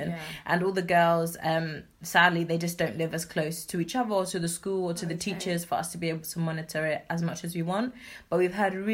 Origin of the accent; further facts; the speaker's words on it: Kumasi, Ashanti, Ghana; because of course, you know, I'm originally from Kumasi. I'm from a place called Suame